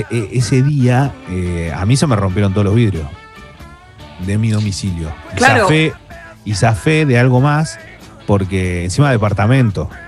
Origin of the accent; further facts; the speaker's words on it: Buenos Aires, Argentina; Me gusta de AMBA y, dulce de leche vos. Y yo soy, soy bien del AMBA mucha